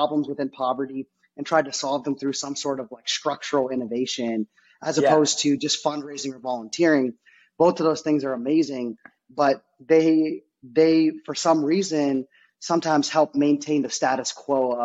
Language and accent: English; Dublin, Ohio, United States; also born or lived in India / Philadelphia; We knew we were lucky when we grew up in Dublin, Ohio.